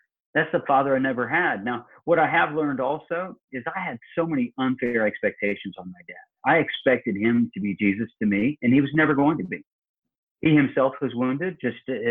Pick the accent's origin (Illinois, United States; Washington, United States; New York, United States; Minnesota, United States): Illinois, United States; now in Georgia, United States; I live in Georgia and he comes from my hometown in Illinois